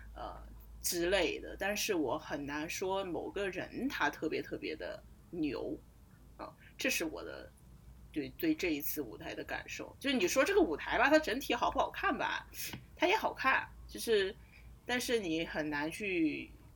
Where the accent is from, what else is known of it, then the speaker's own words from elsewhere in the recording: Sichuan, China; 我们这种四川盆地里出来的人